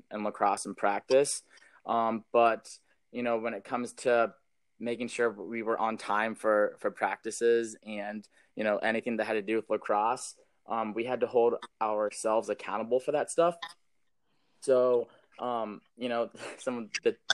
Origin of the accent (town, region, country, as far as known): Massillon, Ohio, United States; born or raised there; also born or lived in Columbus, Ohio